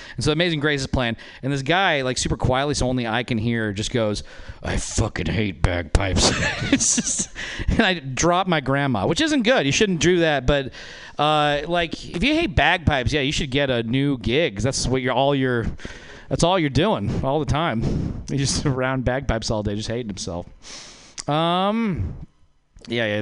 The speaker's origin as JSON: {"language": "English", "region": "Nevada", "country": "United States", "moved": "yes", "said": "I'm from Nevada. That's a white trash place"}